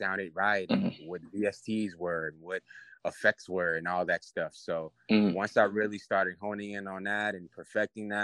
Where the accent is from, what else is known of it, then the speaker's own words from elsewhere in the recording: New York City, New York, United States; now in Atlanta, United States; I'm from Queens, New York. I currently live in Atlanta right now, but, you know, I'm from up top, man